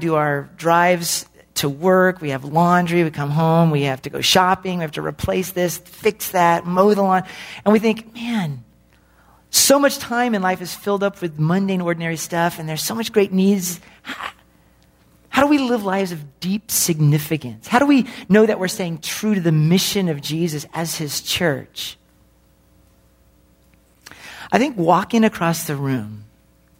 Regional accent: the Northwest, Pacific Northwest, United States; I'm from the Northwest

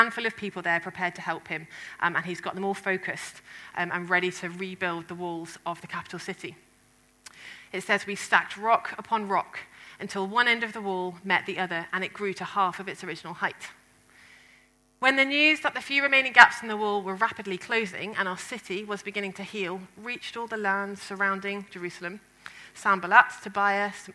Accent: England, United Kingdom; Ben and I, as the English people

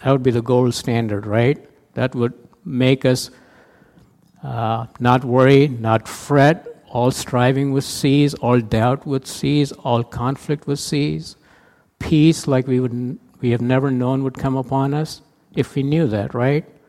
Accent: India; moved away as an adult; now in United States; I played a lot of cricket growing up in India

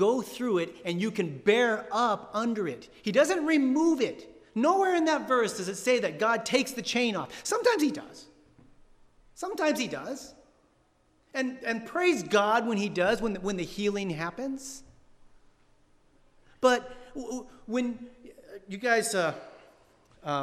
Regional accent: San Diego, California, United States; moved away; I'm from San Diego

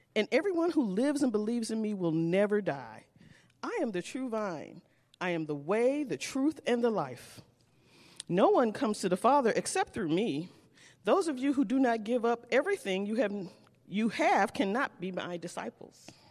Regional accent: St. Louis, Missouri, United States; Saint Louis, Missouri

